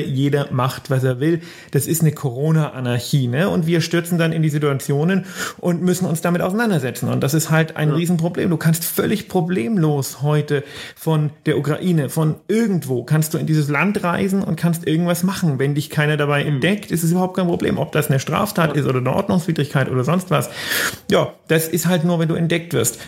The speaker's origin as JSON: {"language": "German", "country": "Germany", "said": "bei uns in Deutschland"}